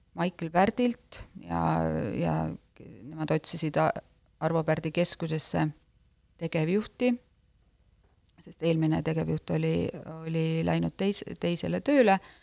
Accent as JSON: {"language": "Estonian", "town": "Jootme", "region": "Lääne-Viru County", "country": "Estonia", "said": "ma ise olen pärit äh, äh, sellisest väikesest külast nagu Jootme küla, mis on kuus kilomeetrit Tapa, Tapa linnast"}